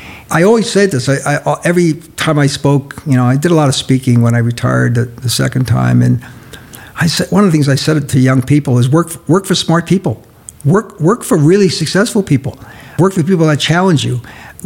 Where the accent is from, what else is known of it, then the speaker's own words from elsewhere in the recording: New York, United States; moved away; We loved the East Coast. Mona's from Boston, and I'm from New York